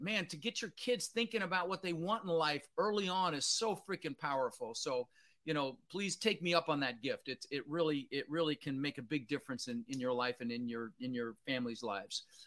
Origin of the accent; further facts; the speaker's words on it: Denver, Colorado, United States; also born or lived in Netherlands; I was born in the Netherlands, you know, wooden shoes and windmills. And uh, ended up in Denver, Colorado